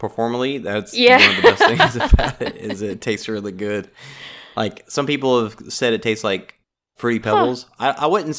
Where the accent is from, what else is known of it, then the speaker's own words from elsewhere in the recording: Louisiana, United States; I mean, I'm from South Louisiana.